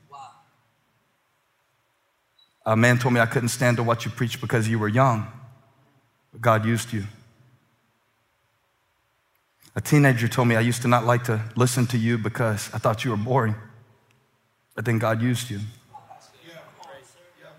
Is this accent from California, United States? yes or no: no; Moncks Corner, South Carolina, United States; now in Charlotte, United States; I grew up in the Monk's Corner bubble where boiled peanuts were a delicacy